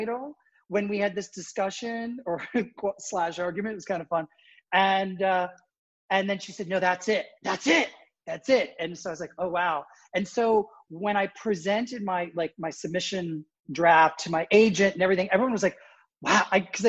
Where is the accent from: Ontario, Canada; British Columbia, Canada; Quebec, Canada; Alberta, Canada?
Ontario, Canada; Toronto; moved away as an adult; also born or lived in Springfield, Illinois / New York; now in Connecticut, United States; I was actually born in the States, but I grew up in Toronto